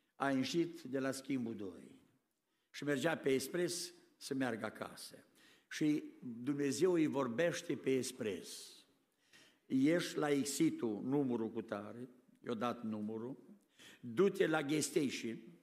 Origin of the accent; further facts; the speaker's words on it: Romania; now in United States; Noi la a treia, a treia generație nu mai suntem români în America